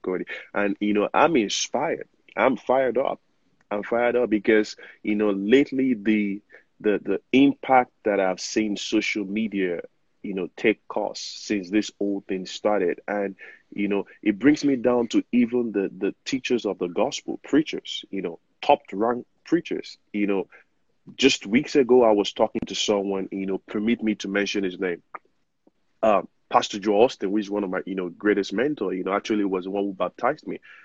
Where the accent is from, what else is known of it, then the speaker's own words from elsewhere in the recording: Nigeria; now in United States; I'm Nigerian, you know, privileged to be living in the United States